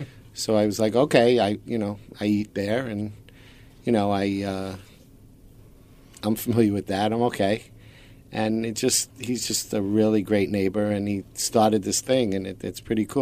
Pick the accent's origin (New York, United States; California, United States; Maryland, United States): New York, United States; New York City; Well, I was born and raised in Brooklyn.